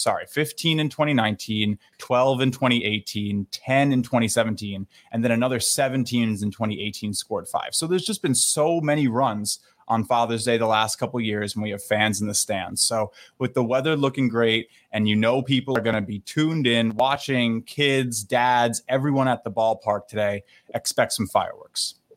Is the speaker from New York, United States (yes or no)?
yes; New York, United States; my hometown Yankees